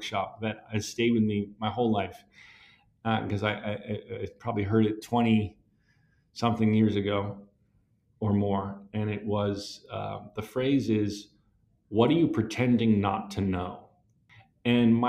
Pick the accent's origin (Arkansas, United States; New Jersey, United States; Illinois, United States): New Jersey, United States; I love my hometown